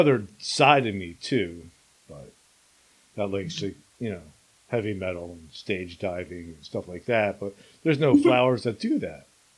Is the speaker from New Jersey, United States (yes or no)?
yes; Princeton, New Jersey, United States; also born or lived in Alabama; where I grew up in Princeton